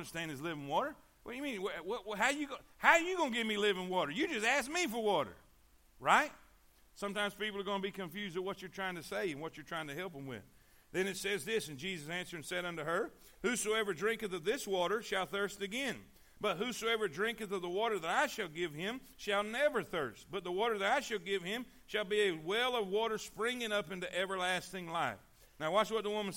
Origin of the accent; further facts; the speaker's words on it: Fort Pierce, Florida, United States; we grew up in Fort Pierce